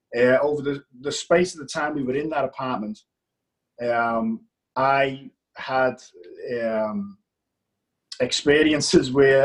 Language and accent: English; Liverpool, North West England, United Kingdom; accent: English; now in Australia; Liverpool, England.